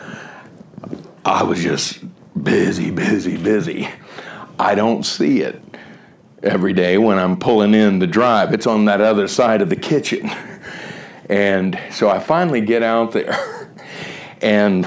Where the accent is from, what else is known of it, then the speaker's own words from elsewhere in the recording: Miami, Florida, United States; moved away as an adult; also born or lived in Southern California / Ohio; I grew up in Miami